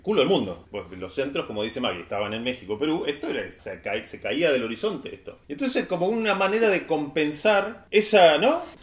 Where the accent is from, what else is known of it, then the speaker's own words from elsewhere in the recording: Argentina; nosotros como argentinos voceantes